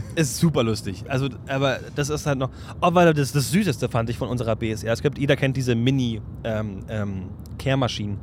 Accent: Berlin, Germany; bei uns in Berlin

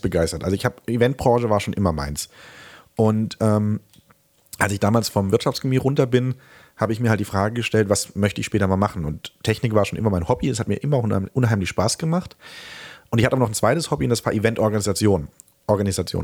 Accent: Remseck, Baden-Württemberg, Germany; ich komme aus äh, Remseck, das ist bei Stuttgart und im schönen Süden

